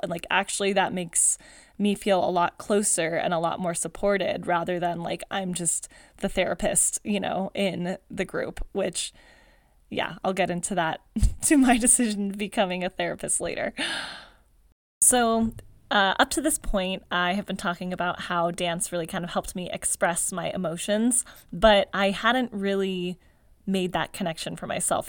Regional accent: Palmdale, California, United States; I grew up in Palmdale, California

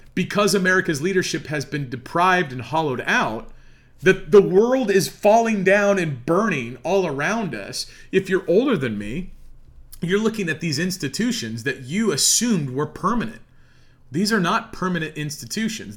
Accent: Midwest, United States; I'm an American here in the heartland.

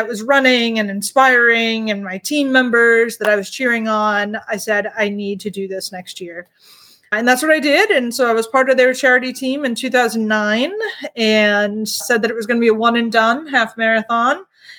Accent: Peabody, Massachusetts, United States; I am from Peabody, Massachusetts, which is about 30 minutes outside of Boston.

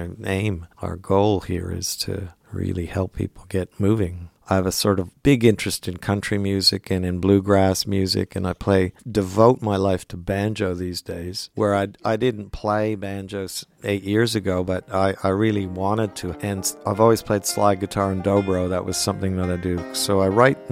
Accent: Montreal, Quebec, Canada; moved away as an adult; now in Australia; someone I grew up with in Montreal

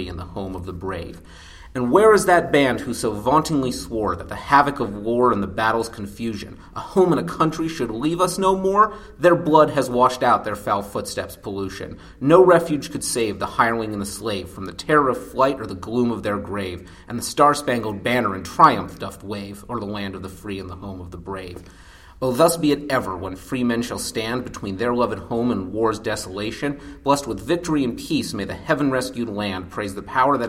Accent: New Jersey, United States; also born or lived in Washington, D.C.; now in Atlanta, United States; I live in Atlanta, but I'm originally from New Jersey by way of Washington, D.C.

